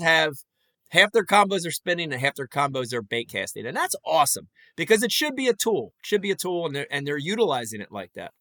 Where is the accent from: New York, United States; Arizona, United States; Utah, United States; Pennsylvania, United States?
Pennsylvania, United States; Philadelphia; I grew up in Philly